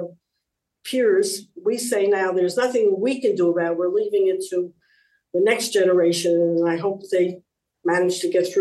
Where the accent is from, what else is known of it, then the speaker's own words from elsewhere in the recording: United States; moved away as an adult; now in Israel; being American new immigrants